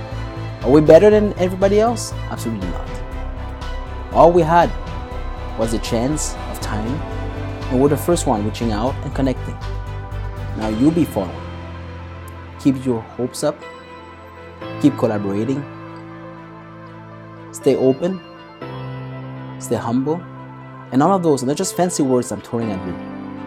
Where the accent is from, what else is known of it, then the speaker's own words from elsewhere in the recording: Canada; And we are actually from the other end of the world. He is from India. We're from Canada.